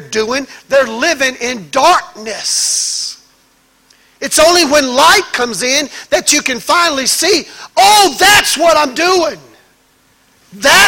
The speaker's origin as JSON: {"language": "English", "region": "Mississippi", "country": "United States", "tie": "born or raised there", "said": "I was raised in Mississippi, in the woods, where it's dark"}